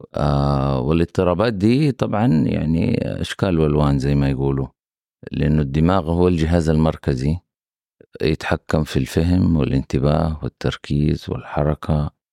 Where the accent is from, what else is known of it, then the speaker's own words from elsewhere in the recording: Mecca, Makkah Province, Saudi Arabia; now in Jeddah, Saudi Arabia; أنا نشأت وكبرت في مدينة مكة